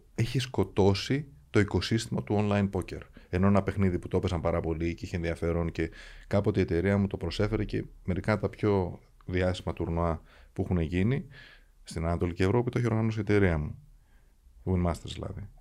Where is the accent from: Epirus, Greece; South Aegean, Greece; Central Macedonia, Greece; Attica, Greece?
Attica, Greece; Athens; Αθηναίος εκεί μεγάλωσα και αυτή ξέρω σαν πατρίδα μου